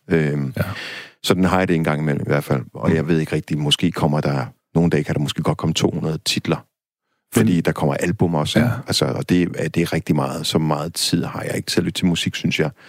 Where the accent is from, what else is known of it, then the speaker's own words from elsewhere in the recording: Denmark; som dansker